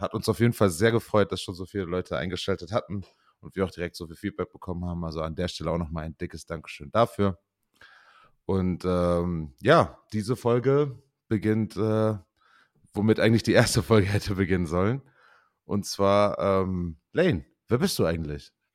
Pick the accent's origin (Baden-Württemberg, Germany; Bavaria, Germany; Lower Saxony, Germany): Lower Saxony, Germany; Osnabrück; moved away as an adult; also born or lived in Osterkappeln / Beaufort, South Carolina / Canada; ich bin in Osterkappeln geboren, komme echt aus Osnabrück. Ähm, bin dort auch groß geworden